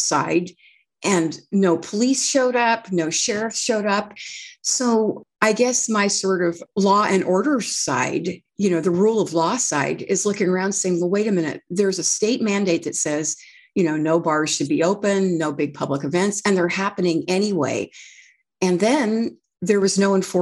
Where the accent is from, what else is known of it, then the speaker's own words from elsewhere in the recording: Redding, California, United States; when I grew up in Redding, it was a heavily Democrat